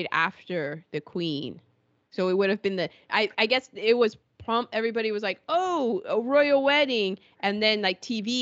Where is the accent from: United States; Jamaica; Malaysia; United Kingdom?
United Kingdom; as a Brit.